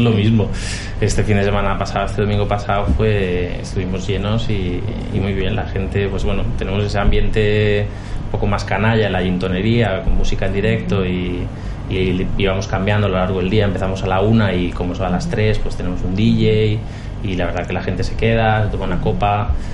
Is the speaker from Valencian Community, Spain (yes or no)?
no; Cartagena, Region of Murcia, Spain; also born or lived in Equatorial Guinea; now in Madrid, Spain; yo soy de Cartagena